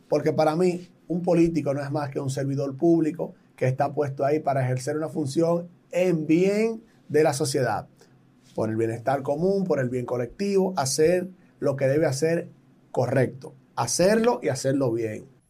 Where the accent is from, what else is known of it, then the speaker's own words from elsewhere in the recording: Dominican Republic; en mi país, República Dominicana